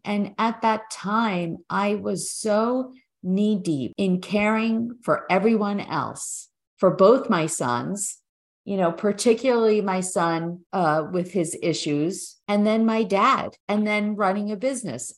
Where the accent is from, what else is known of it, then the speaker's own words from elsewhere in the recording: New York, United States; moved away as an adult; now in New Jersey, United States; We're originally from New York